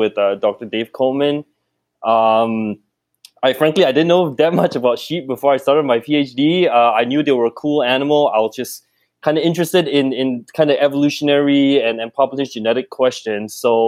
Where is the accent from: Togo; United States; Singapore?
Singapore; moved away as an adult; also born or lived in Kelowna, Canada / Edmonton, Canada; now in Canada; I grew up in Singapore